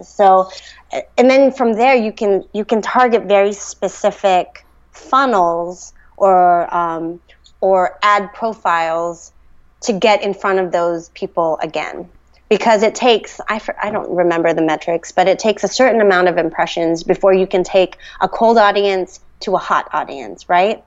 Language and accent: English; the Bay Area, California, United States; also born or lived in New York; now in Sacramento, United States; I grew up in the Bay